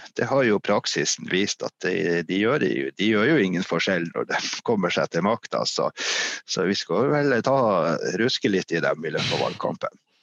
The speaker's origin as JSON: {"language": "Norwegian", "town": "Meløy", "region": "Nordland", "country": "Norway", "also_born_or_lived": "Finnmark", "moved": "as an adult", "lives_now": "Hadsel, Norway", "said": "Jeg kommer fra en annen industri- og fiskerikommune som heter Meløy, som ligger noe lenger sør"}